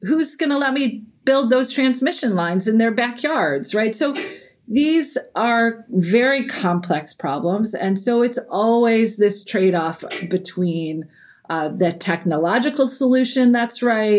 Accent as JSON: {"language": "English", "region": "Iowa", "country": "United States", "said": "Like, I come from Iowa. There's plenty of space in Iowa, right?"}